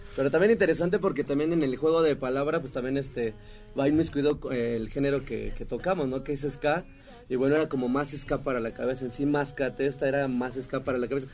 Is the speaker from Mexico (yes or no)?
yes; State of Mexico, Mexico; Yo eh, era del Estado de México